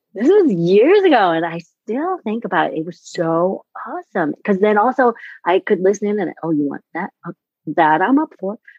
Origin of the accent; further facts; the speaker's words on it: New York City, New York, United States; I'm from New York City